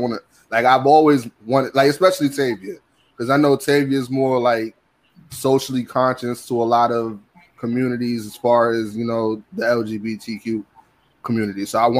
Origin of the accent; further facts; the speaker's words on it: New York, United States; we're all from New York.